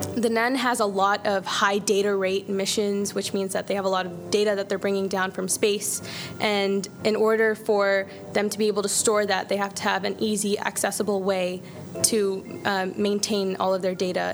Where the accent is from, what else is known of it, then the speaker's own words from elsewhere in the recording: Zanesville, Ohio, United States; now in Cleveland, United States; I am from Zanesville, Ohio, but I've been living in Cleveland for the past three years for school